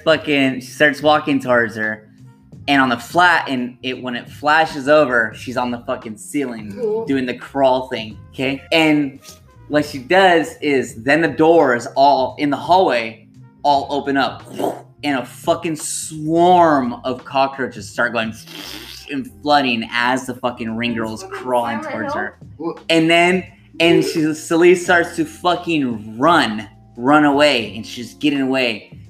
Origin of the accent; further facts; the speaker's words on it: Texas, United States; y'all, we're from Texas.